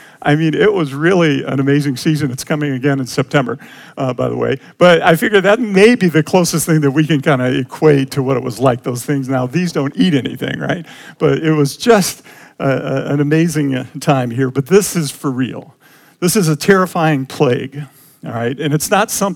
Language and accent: English; Detroit, Michigan, United States; We grew up in Detroit